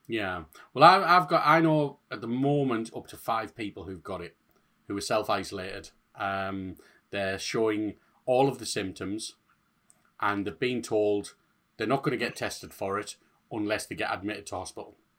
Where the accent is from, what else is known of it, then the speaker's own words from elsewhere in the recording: Hartlepool, North East England, United Kingdom; I'm from Hartlepool